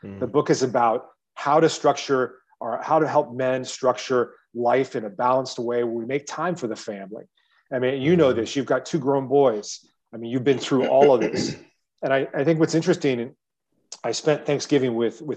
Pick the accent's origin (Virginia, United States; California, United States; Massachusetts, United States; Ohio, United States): Ohio, United States; moved away as an adult; also born or lived in China; I'm from Ohio originally, middle-class kid, was raised in a wealthy neighborhood.